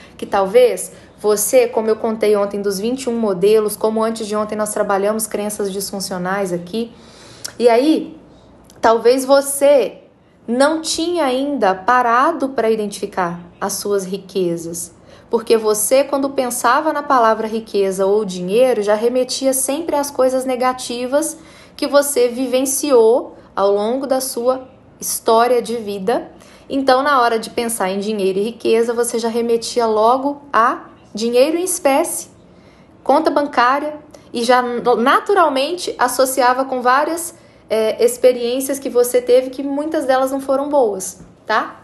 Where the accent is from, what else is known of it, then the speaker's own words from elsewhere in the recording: Brazil; nós somos brasileiros, nós somos de um país onde não é ensinado para a gente nas escolas